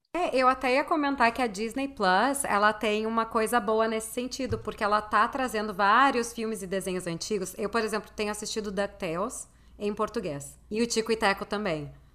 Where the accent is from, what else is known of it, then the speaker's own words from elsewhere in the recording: Porto Alegre, Rio Grande do Sul, Brazil; eu sou de Porto Alegre